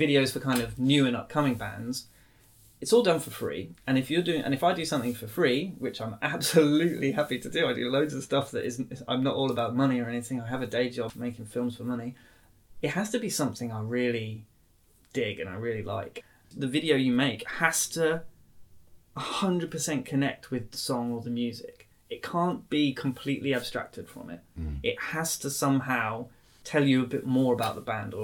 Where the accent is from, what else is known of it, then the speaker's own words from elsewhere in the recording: Norwich, East of England, United Kingdom; also born or lived in Doncaster; I was born in Doncaster. But was raised mainly in Norwich.